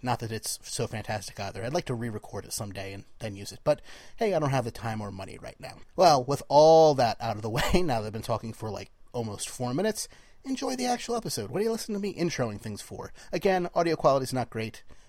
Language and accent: English; New Jersey, United States; from Jersey